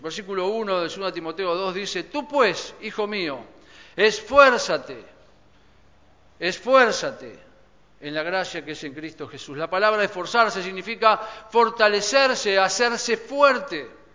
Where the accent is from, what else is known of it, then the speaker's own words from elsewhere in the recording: Argentina; Como argentinos